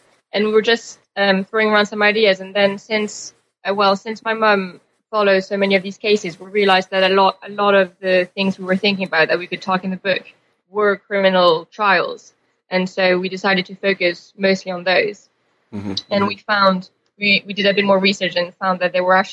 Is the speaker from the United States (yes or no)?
no; Paris, Île-de-France, France; moved away as an adult; also born or lived in Cambridge, England; I was born in Paris and went to school there